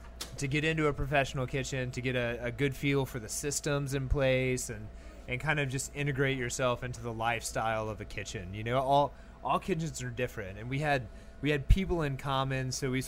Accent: Memphis, Tennessee, United States; moved away as an adult; also born or lived in San Francisco; now in New Orleans, United States; Originally, I'm from Memphis. And so I was born and raised there.

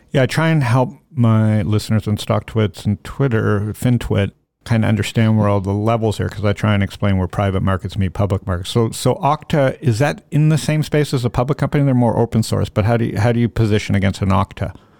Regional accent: United States; I'm American.

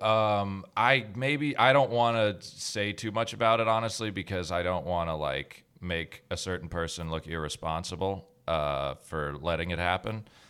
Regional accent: Georgia, United States; I, I grew up in Georgia my whole life, but my dad's from Canada and my mom's from New York

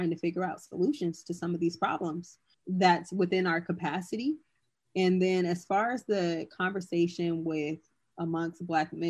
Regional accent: California, United States; I'm from California

